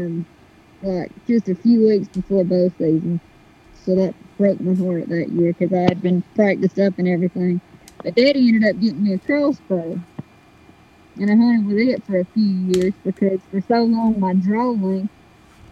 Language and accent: English; Brantley, Alabama, United States; I'm from South Alabama. I'd tell you the town. It's called Brantley